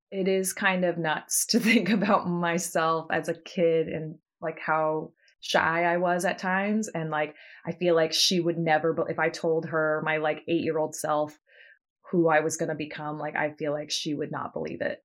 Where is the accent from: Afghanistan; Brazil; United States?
United States; Martha's Vineyard, Massachusetts; moved away as an adult; now in New York, United States; I grew up on Martha's Vineyard with Abby